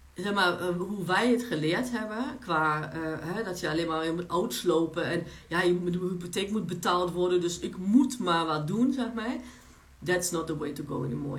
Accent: Germany; Dutch is a second language; moved away as an adult; also born or lived in Poland; now in Netherlands; ik ben Pools in Duitsland opgegroeid

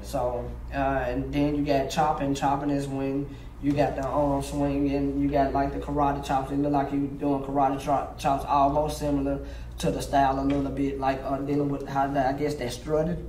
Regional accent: Memphis, Tennessee, United States; growing up in Memphis, especially um, in North Memphis where I'm uh, originally from

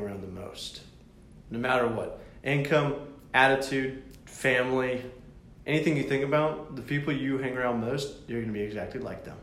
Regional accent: the South, United States; we're from the south

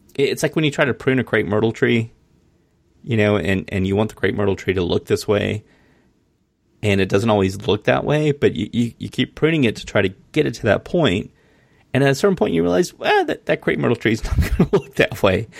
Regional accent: Mullins, South Carolina, United States; I grew up in Mullins, South Carolina.

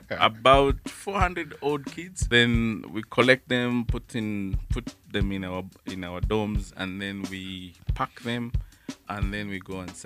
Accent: Nairobi, Kenya; also born or lived in Rabai; I was born in Nairobi, but that's where I come from.

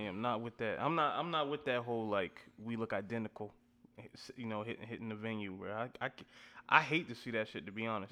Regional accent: Louisiana, United States; I'm from Louisiana

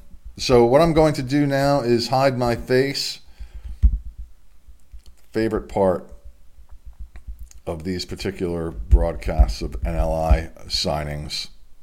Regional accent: Delaware, United States; my home state in Delaware

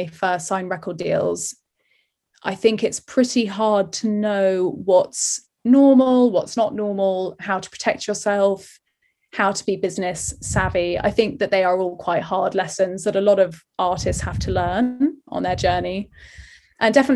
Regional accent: London, United Kingdom; the circle of people that I kind of grew up with in Ealing

